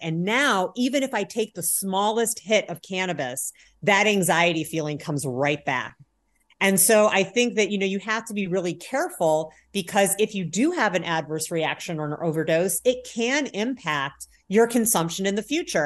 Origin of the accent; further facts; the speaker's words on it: Indiana, United States; moved away as an adult; also born or lived in Chicago, Illinois / Berkeley, California; I grew up in Indiana